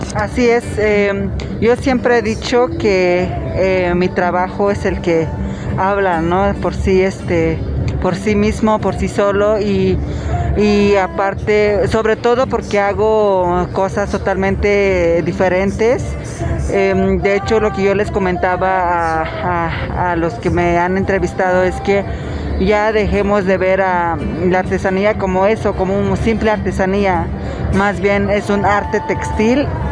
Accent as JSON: {"language": "Spanish", "area": "an Indigenous village community", "region": "apparently in Oaxaca", "country": "Mexico", "tie": "born or raised there", "said": "terminé la secundaria en mi pueblo y de ahí me fui a la ciudad de Oaxaca a estudiar la, la preparatoria"}